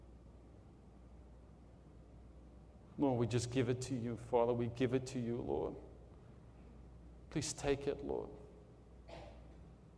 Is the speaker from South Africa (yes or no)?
yes; South Africa; I'm from South Africa